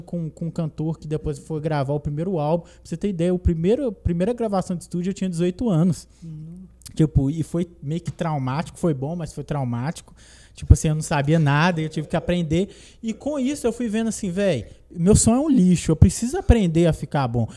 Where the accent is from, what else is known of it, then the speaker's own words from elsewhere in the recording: Brazil; Eu sou de Perifa, zona, zona norte, Tupizão